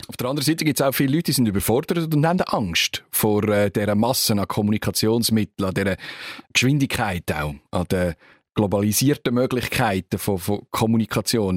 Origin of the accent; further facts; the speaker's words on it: Switzerland; von uns